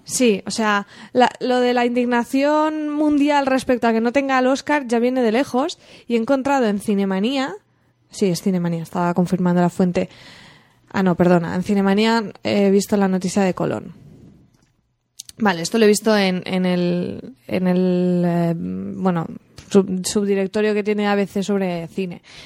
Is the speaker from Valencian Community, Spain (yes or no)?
yes; Alcoy, Valencian Community, Spain; mi pueblo, de Alcoy